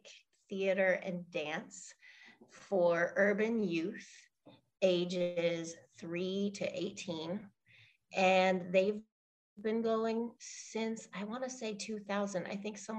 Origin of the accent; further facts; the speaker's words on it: Pittsburgh, Pennsylvania, United States; moved away as an adult; also born or lived in Africa / London / Portugal; I grew up in Pittsburgh